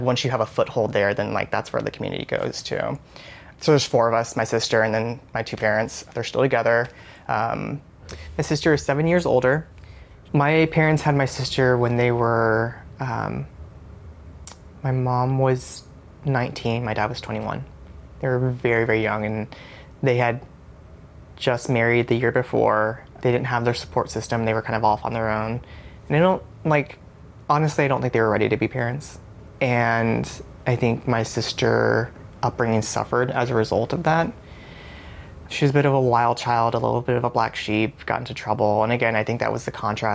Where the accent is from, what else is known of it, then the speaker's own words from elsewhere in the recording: Houston, Texas, United States; also born or lived in Austin, Texas; I was born and raised in Houston, Texas